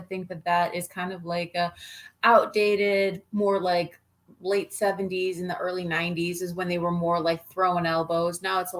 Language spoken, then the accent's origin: English; Boston, New York, United States; also born or lived in Erie; I actually grew up in the South Towns in Boston, over near Hamburg Orchard Park area.